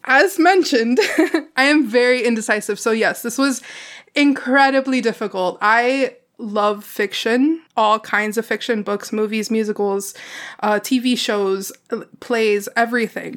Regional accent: Miami, Florida, United States; I live in Miami, where it is predominantly a Hispanic American community.

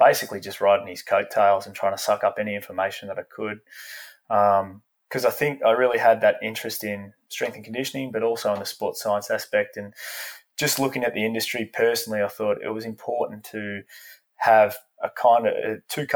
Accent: Australia; moved away as an adult; growing up in Australia

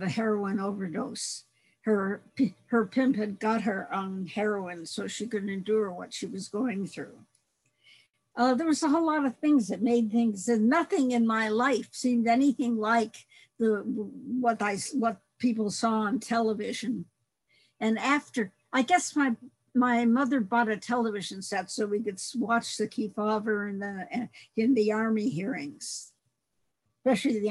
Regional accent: Detroit, Michigan, United States; I grew up in Center City, Detroit, in a predominantly Black neighborhood

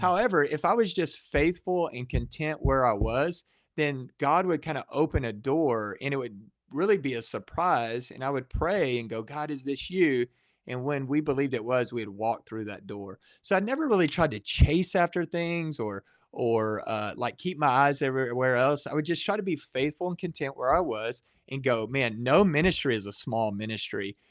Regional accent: Waco, Texas, United States; I grew up in the Waco area

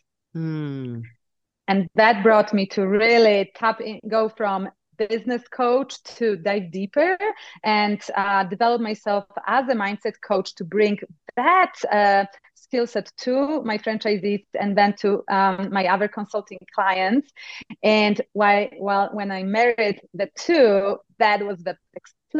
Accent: Poland; accent: Eastern Europe; now in United States; I come actually from Poland. So if you were thinking this is an Eastern Texas accent, you were close, but not quite. It's Eastern Europe. And I grew up in times of communism.

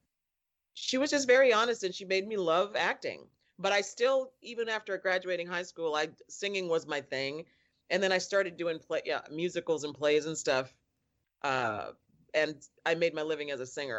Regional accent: Chicago, Illinois, United States; moved away as an adult; I was born and raised in Chicago from 1960. I left when I was 26

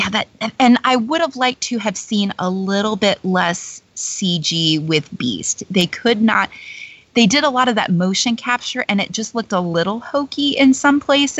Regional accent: Georgia, United States; I'm from Georgia.

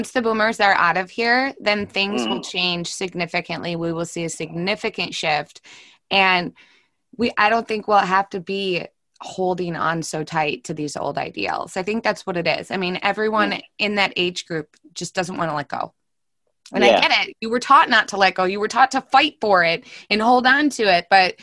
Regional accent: St. Louis Park, Minnesota, United States; I was born in St. Louis Park, Minnesota. And I've never left Minnesota

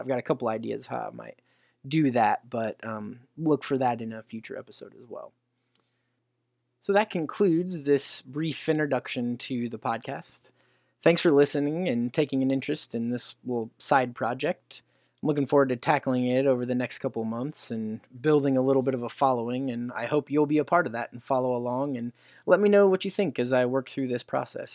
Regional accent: Indiana, United States; around my home state of Indiana

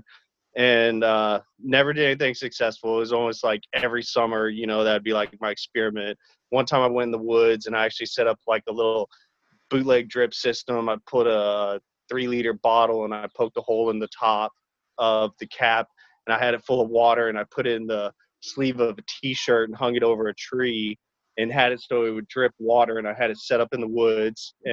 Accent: Texas, United States; I'm from Texas

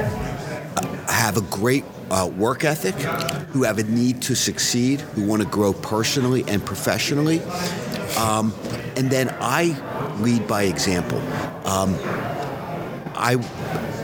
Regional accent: Philadelphia, Pennsylvania, United States; I am from Philly, city of brotherly love

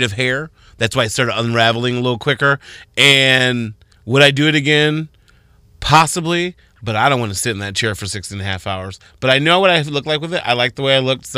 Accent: Arizona, United States; now in Toledo, United States; I remember growing up in Arizona

